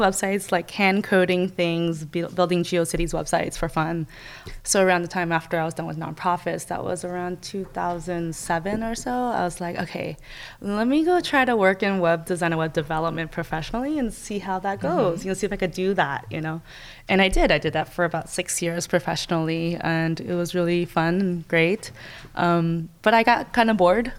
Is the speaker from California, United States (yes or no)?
yes; Oakland, California, United States; growing up in Oakland in California, it was an inner city in the 90s